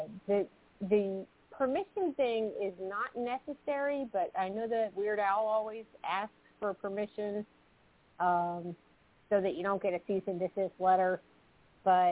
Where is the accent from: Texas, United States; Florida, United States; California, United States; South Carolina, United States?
South Carolina, United States; Clemson; now in New Jersey, United States; from South Carolina, and now I live in New Jersey.